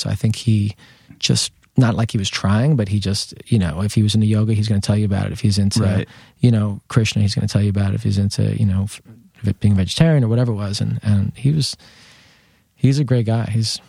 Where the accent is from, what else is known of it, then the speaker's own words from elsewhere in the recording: New York City, New York, United States; but I grew up in Lower Manhattan, and I've always lived here. Never thought I was going to leave.